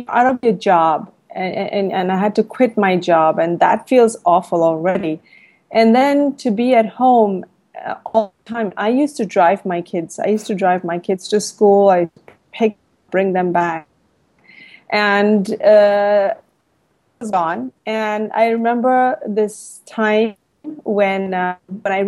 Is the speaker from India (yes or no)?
yes; India; now in Thailand; I'm an Indian. I live in Thailand